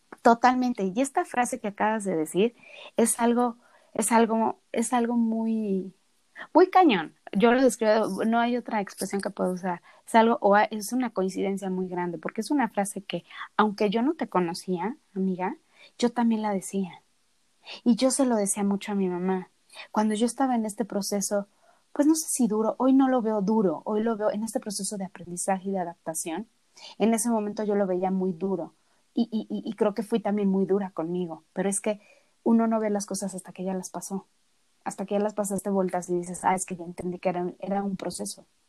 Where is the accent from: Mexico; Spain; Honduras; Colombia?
Mexico; moved away; nosotros somos de México